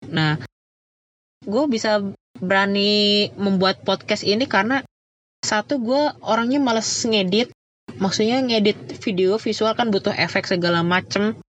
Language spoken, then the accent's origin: Indonesian; Karawang, West Java, Indonesia; born there; lahir di Karawang juga